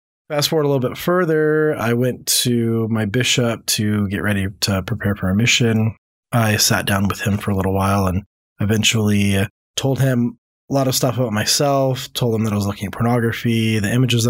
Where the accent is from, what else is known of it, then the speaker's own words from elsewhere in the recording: Louisiana, United States; born there; I have lived a lot of different places over the country. So I was born in Louisiana, but I've moved on average about once a year my entire life.